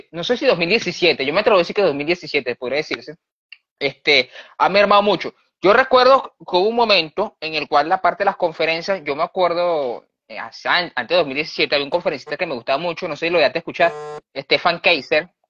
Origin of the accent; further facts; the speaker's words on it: Barquisimeto, Lara, Venezuela; Yo soy de Barquisimeto y, mano, Nahuara, aquí, como Barquisimeto es una ciudad, si, has conocido Barquisimeto, es pueblerina, muy pueblerina, o sea, aquí, aquí es ciudad de pueblo.